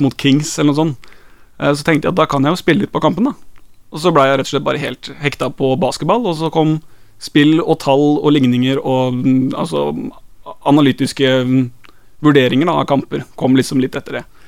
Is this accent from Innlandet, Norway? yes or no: no; Skien, Telemark, Norway; now in Kristiansand, Norway; Jeg er jo fra Skien